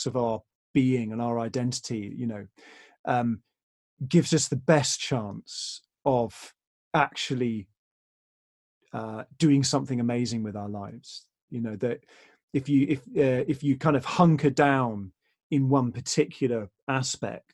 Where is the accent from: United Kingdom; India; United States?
United Kingdom; England; We're English, and that's very much part of our culture